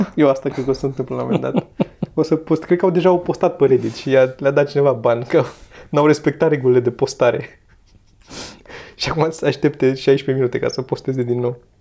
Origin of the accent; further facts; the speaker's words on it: Romania; Noi ne-am născut în România